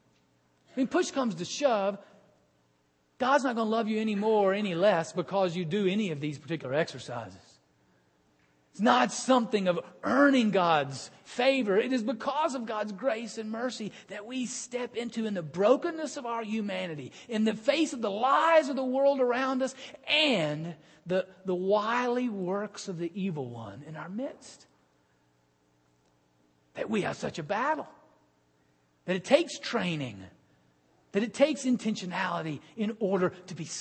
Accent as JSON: {"language": "English", "town": "Birmingham", "region": "Alabama", "country": "United States", "tie": "born or raised there", "moved": "yes", "lives_now": "Cincinnati, United States", "said": "in my hometown in Birmingham"}